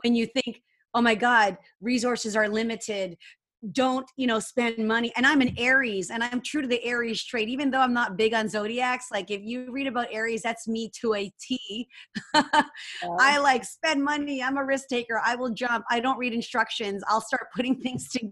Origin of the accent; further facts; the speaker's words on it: Canada; I'm Asian. I'm Canadian, Filipino Canadian.